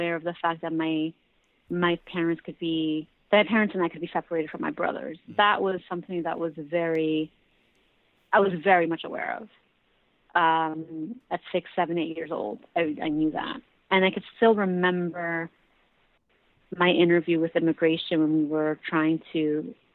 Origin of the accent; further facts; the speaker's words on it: New York, United States; I grew up here in New York